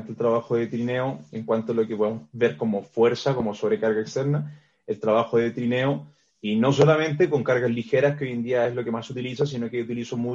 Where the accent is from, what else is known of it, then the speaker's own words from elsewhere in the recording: Chile; also born or lived in Brazil; now in Mexico City, Mexico; Eh, vengo desde Chile, trabajé también un tiempo en Brasil.